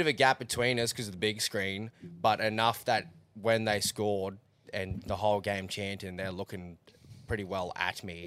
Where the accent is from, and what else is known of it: Australia